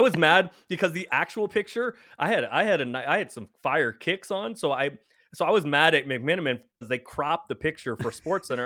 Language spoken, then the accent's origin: English; San Francisco, California, United States; I grew up in San Francisco